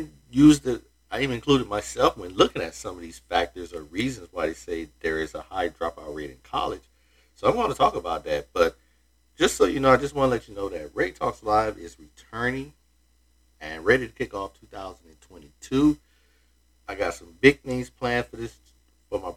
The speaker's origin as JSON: {"language": "English", "region": "Florida", "country": "United States", "said": "here in my home state of Florida"}